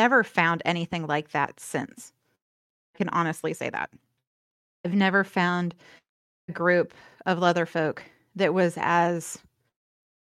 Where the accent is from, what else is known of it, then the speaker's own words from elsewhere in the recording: the South, United States; now in Los Angeles, United States; growing up in the South